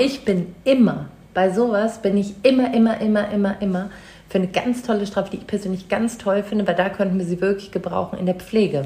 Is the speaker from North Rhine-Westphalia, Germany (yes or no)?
no; Munich, Bavaria, Germany; Ich bin in München geboren